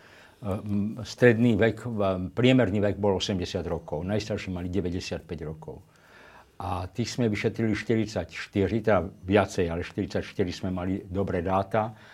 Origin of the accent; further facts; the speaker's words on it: Levoča, Prešov Region, Slovakia; now in Brno, Czech Republic; tak ja som to samozrejme vnímal, lebo ja som z Levoče a tam pokrikovali chlapci smradlavý židák a podobne.